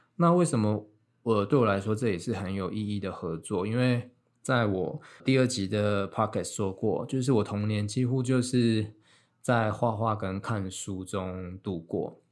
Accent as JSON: {"language": "Chinese", "region": "Miaoli County", "country": "Taiwan", "also_born_or_lived": "Taipei / London", "said": "我就先从台北就是搬回苗栗这样，就在家里生活"}